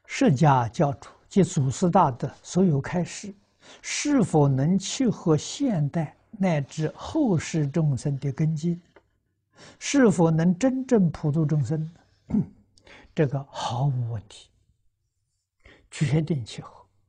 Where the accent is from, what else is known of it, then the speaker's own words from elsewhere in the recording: China; 我们中国人